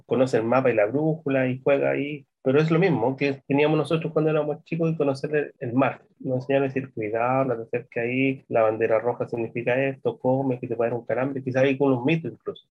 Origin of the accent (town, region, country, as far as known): Chile